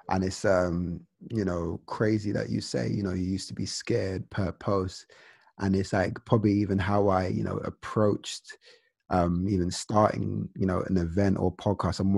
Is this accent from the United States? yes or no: no; Nigeria; This reminded me of being Nigerian because you know you're so consumed